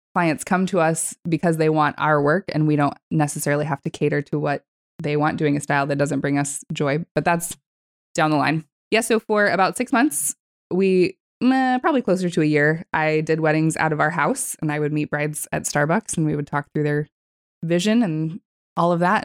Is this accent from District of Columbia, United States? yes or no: no; California, United States; moved away; also born or lived in Texas; I was born in Texas and actually primarily grew up in California. I lived in California from the age of ten until I was nineteen